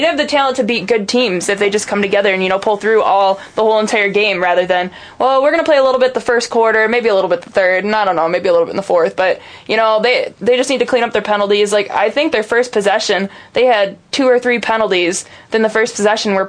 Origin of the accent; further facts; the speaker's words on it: Michigan, United States; Because we're from Michigan.